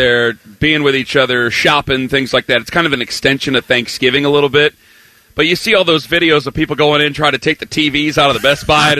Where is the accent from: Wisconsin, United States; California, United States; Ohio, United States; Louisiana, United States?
Ohio, United States; we're from Ohio